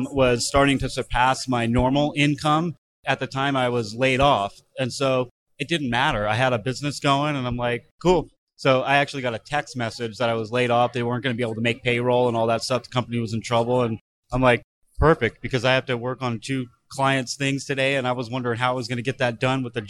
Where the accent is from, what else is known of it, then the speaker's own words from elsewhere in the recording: Thousand Oaks, California, United States; moved away as an adult; now in San Diego, United States; Originally from Southern California, but I grew up in Thousand Oaks